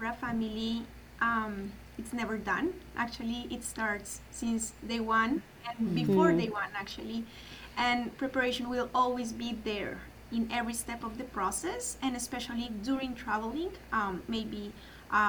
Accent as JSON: {"language": "English", "region": "Bogotá", "country": "Colombia", "tie": "born or raised there", "also_born_or_lived": "Italy", "said": "I was born and raised in Bogota, Colombia"}